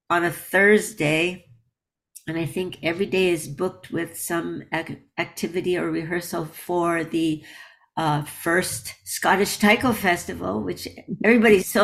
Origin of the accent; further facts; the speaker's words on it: United States; I grew up in America